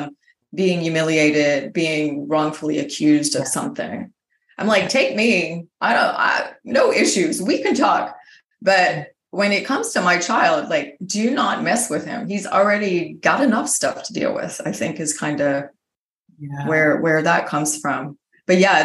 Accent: United States; moved away; my home country, the United States

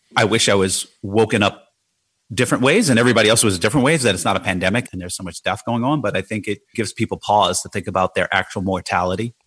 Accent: Jersey City, New Jersey, United States; growing up in Jersey City

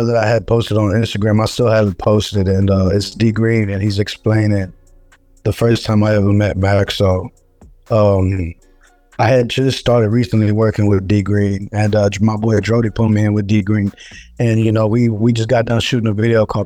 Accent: Texas, United States; I'm a Texan

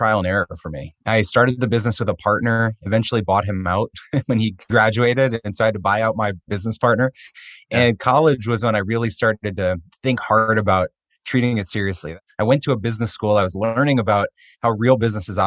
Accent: outside of Boston, Massachusetts, United States; I grew up on the East Coast outside of Boston

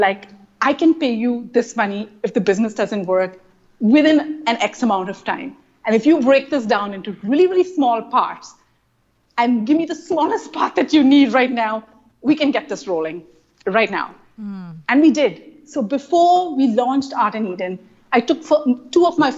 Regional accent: India; accent: Indian; moved away; my Indian accent

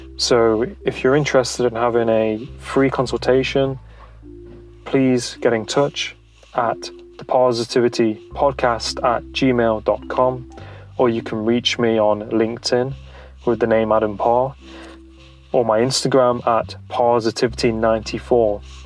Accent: Nottingham, East Midlands, United Kingdom; moved away; I I'm from Nottingham originally

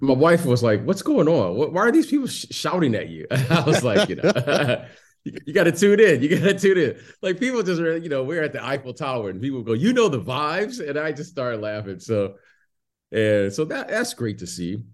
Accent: Detroit, Michigan, United States; moved away as an adult; also born or lived in Chicago; I was born in Detroit

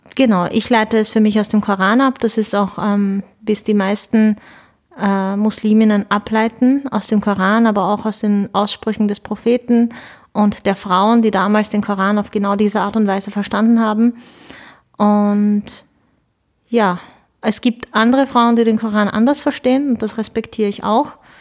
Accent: Lower Austria, Austria; German is a second language; also born or lived in Ankara, Turkey; bin dann mit ähm, sieben Jahren mit meinen Eltern nach Niederösterreich gezogen. Ich habe dann ziemlich bald, ziemlich schnell, ziemlich gut, würde ich meinen, Deutsch gelernt

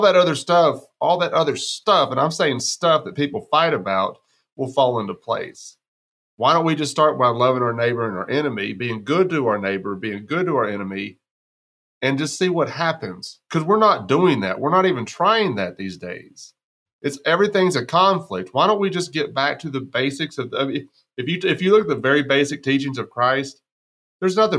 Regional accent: West Texas, United States; I'm from West Texas

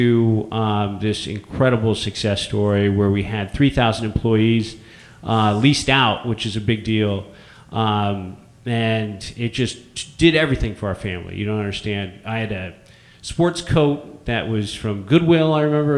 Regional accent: San Francisco, California, United States; also born or lived in San Luis Obispo; growing up and born and raised in San Francisco

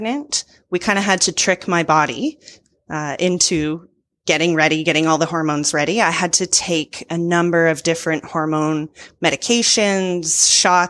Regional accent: Ontario, Canada; my province of Ontario

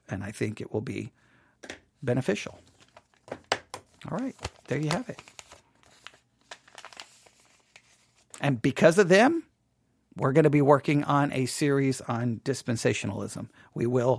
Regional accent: Texas, United States; I'm from Texas

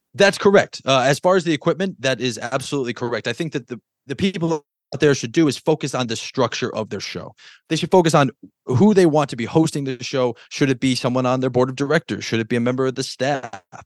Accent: Connecticut, United States; I was born in Connecticut

